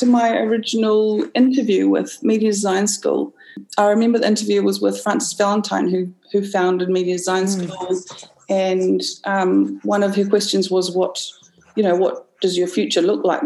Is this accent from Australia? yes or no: no; Auckland, New Zealand; I come from Auckland, Tāmaki Makaurau